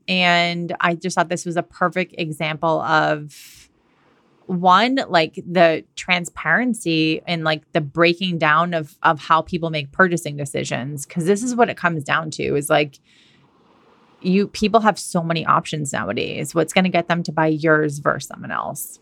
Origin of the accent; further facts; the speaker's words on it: Massachusetts, United States; moved away as an adult; also born or lived in California / Australia / London; now in Washington State, United States; I'm from Massachusetts. I grew up there. I went to college there